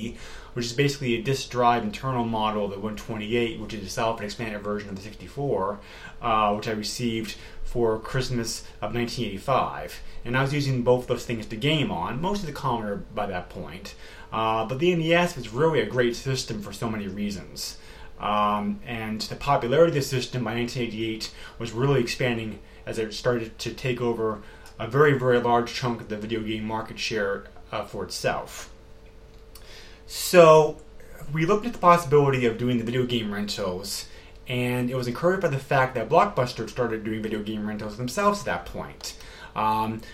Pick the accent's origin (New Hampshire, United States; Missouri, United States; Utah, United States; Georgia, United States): New Hampshire, United States; Amherst; also born or lived in Massachusetts; even though I was born in Mass and I'm a native New Englander, where I still am now, we did move around quite a lot before the age of 8. And finally in 1984, we set out in the town of Amherst, New Hampshire